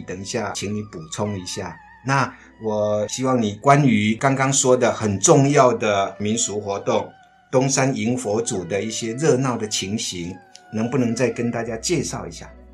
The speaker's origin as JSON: {"language": "Chinese", "area": "Fanpo Village, Fuxing Township", "region": "Changhua County", "country": "Taiwan", "tie": "born or raised there", "moved": "yes", "lives_now": "Tainan, Taiwan", "said": "我的老家彰化县福兴乡番畝村"}